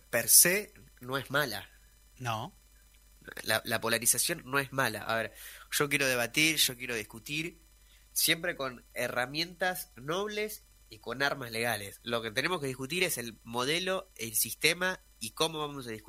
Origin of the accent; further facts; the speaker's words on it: Argentina; creo que en Argentina estamos rumbo a un sistema de polarización